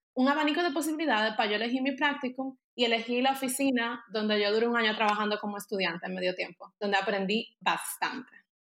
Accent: Dominican Republic; moved away as an adult; now in Germany; yo soy de República Dominicana, pero ahora mismo yo vivo en Alemania

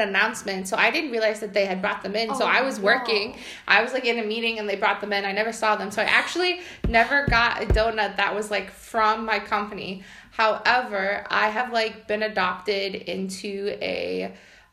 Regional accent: United States; moved away as an adult; now in Poland; if you can't guess by my accent, I'm from the U.S.

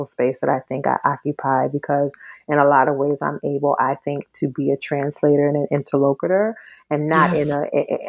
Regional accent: New Orleans, Louisiana, United States; first language Twi; English is a second language; So I was born and raised in New Orleans.

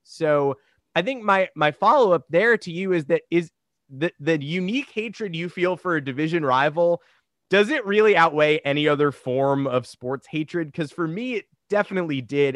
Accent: Westchester, New York, United States; born or raised there

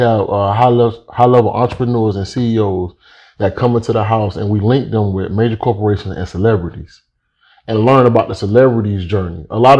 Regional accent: Miami, Florida, United States; also born or lived in Pahokee, Florida; I was born and raised in Miami, Florida.

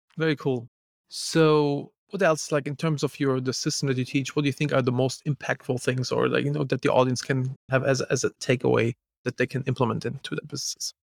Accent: Germany; I'm from Germany.

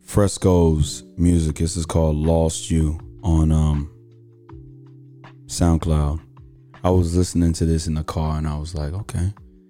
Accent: Houston, Texas, United States; born there; I was born in Houston, Texas on a Tuesday.

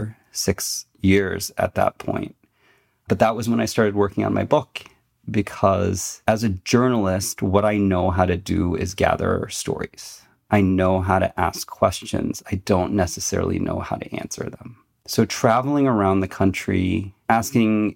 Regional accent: United States; now in Michigan, United States; I was born in America, I was Chinese second

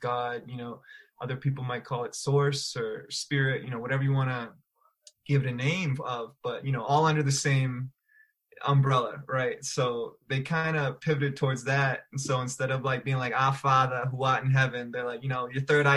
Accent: outside of Boston, Massachusetts, United States; moved away as an adult; also born or lived in Chicago; now in Denver, United States; I grew up outside of Boston, right? So my parents have these thick Boston accents

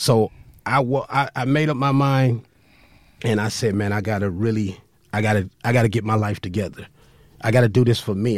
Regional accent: Compton, California, United States; I grew up in Compton

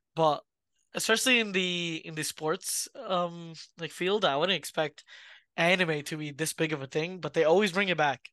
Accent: New York, United States; we from New York

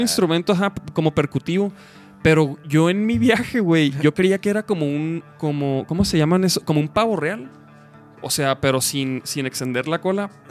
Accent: Chihuahua, Mexico; now in Guadalajara, Mexico; yo soy de Chihuahua. Yo llegué hace ya como. Ya son 13 años

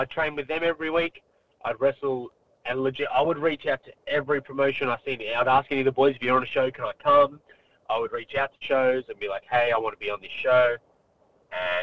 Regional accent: Melbourne, Victoria, Australia; moved away; I'm from Melbourne. I'm from the west suburbs of Melbourne.

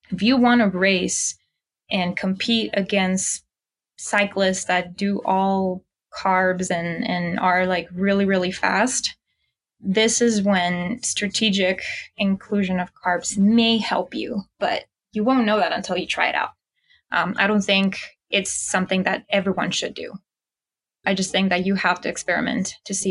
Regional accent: Mexico; moved away; I'm originally from Mexico

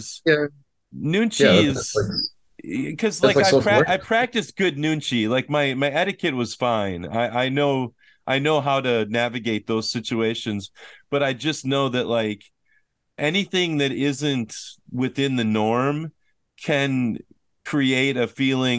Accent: Minnesota, United States; now in South Korea; I'm from Minnesota

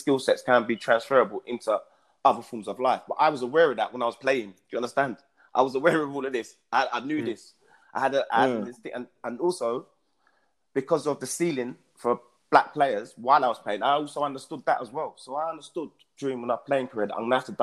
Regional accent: London, United Kingdom; I'm from East London.

